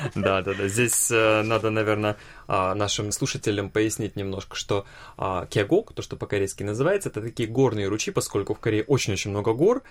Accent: Vladivostok, Primorsky Krai, Russia; Я родился и вырос во Владивостоке

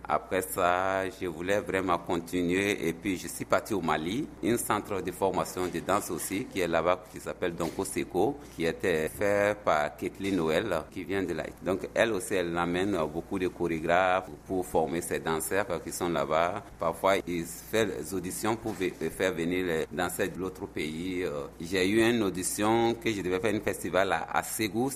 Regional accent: Burkina Faso; moved away as an adult; now in South Korea; chez nous, on a beaucoup d'ethnies différentes, 63 ou 4 ethnies qui existent chez nous au Burkina Faso

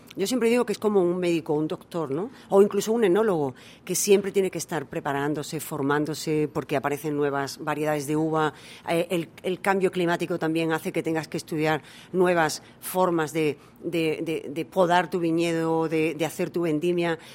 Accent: Almendralejo, Extremadura, Spain; moved away as an adult; also born or lived in United States / England; now in South Korea; Almendralejo, la ciudad donde yo, de donde yo soy, es una ciudad del vino.

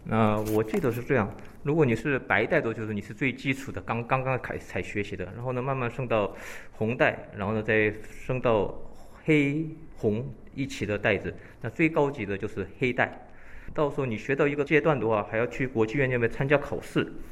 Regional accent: Incheon, South Korea; also born or lived in Shandong, China (ancestry); now in Seoul, South Korea; 因为我们人川那边是一个港口

